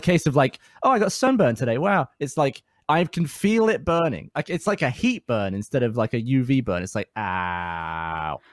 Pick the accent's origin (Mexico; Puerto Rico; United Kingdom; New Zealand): United Kingdom; England; now in Austin, United States; as a Brit